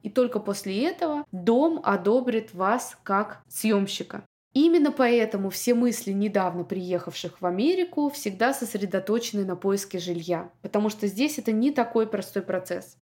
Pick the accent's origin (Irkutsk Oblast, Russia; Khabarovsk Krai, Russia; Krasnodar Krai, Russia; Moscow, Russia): Moscow, Russia; moved away as an adult; also born or lived in Saint Petersburg; now in Miami, United States; Я выросла в Москве